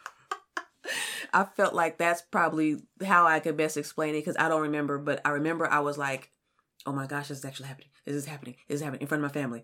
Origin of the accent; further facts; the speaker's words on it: California, United States; now in Kansas City, United States; I'm from California